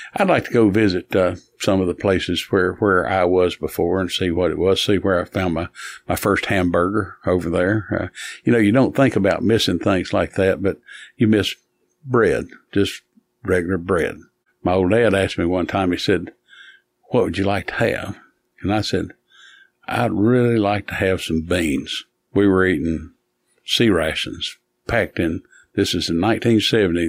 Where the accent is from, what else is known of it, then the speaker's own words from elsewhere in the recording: Hamblen County, Tennessee, United States; I was from Hamlin County